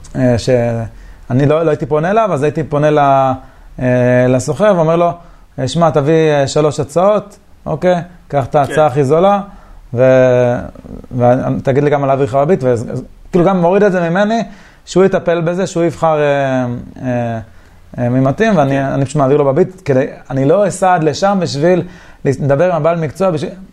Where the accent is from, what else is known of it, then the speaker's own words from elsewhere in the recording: Beersheba, Southern District, Israel; זה אזור שנולדתי בבאר שבע